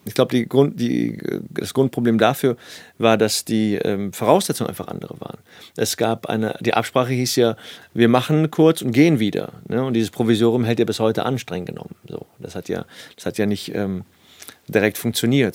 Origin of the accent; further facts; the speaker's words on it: Cologne, North Rhine-Westphalia, Germany; ich bin aus Nippes